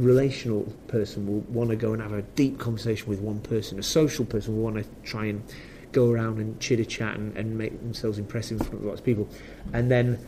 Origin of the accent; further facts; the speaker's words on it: Preston, North West England, United Kingdom; where I'm from, Preston